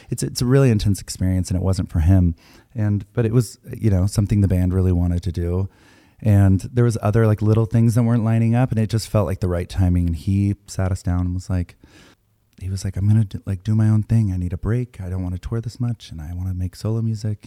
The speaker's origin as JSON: {"language": "English", "region": "Texas", "country": "United States", "tie": "born or raised there", "said": "I grew up in Texas"}